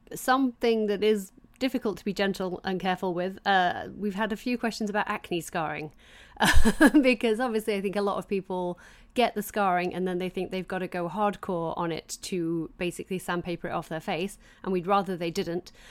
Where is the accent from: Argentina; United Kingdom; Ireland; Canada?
United Kingdom; England; I grew up in England